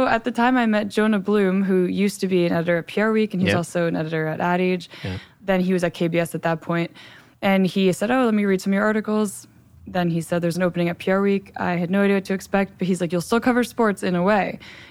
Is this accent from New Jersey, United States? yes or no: yes; Hackettstown, New Jersey, United States; So I'm from Hackettstown, New Jersey.